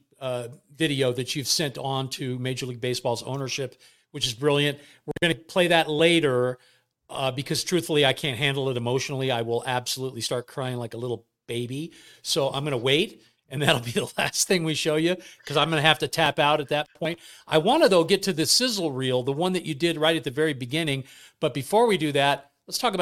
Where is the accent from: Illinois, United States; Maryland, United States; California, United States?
California, United States; Bay Area; we grew up in the Bay Area